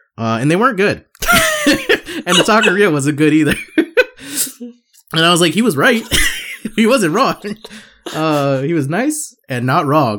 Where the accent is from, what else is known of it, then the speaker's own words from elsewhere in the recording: Gilbert, Arizona, United States; I'm from Gilbert.